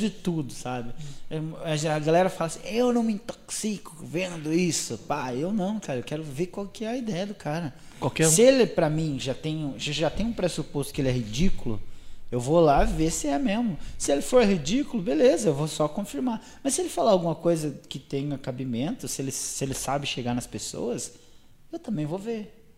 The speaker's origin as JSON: {"language": "Portuguese", "town": "Guarapuava", "region": "Paraná", "country": "Brazil"}